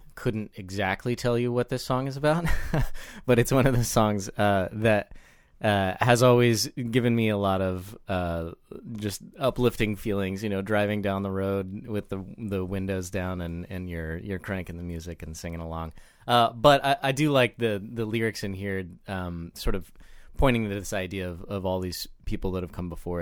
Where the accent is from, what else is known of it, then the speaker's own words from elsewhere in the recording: Joplin, Missouri, United States; I grew up in southwest Missouri in Joplin, a fairly small city